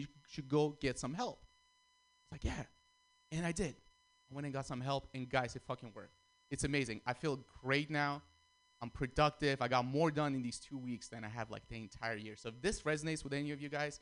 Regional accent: Russia; also born or lived in Armenia; now in San Francisco, United States; I was born in Armenia, grew up in Russia, and then I moved to San Francisco

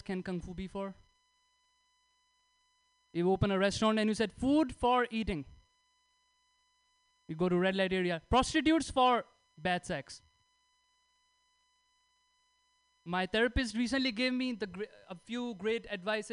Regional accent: India; English is a second language; moved away as an adult; now in United States; I'm from India, 6 months in US

